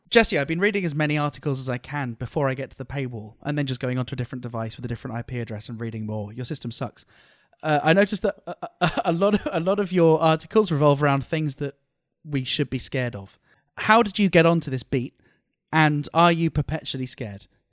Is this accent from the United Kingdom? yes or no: yes; United Kingdom; as a British person